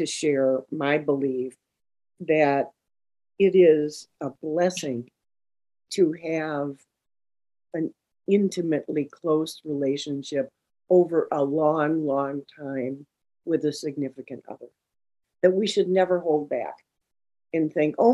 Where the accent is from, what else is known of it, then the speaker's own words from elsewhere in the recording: St. Paul, Minnesota, United States; I am here in my hometown of St. Paul, Minnesota